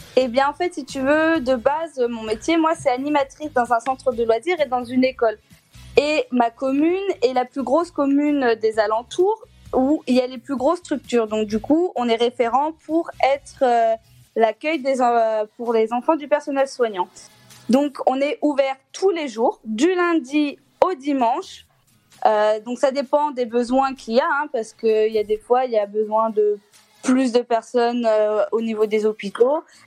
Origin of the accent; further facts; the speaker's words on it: Clermont-Ferrand, Auvergne-Rhône-Alpes, France; je suis de Clermont-Ferrand